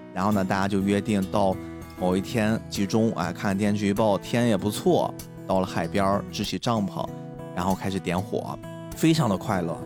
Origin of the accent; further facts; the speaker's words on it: Qingdao, Shandong, China; 这是青岛孩子一个很常见的一种习惯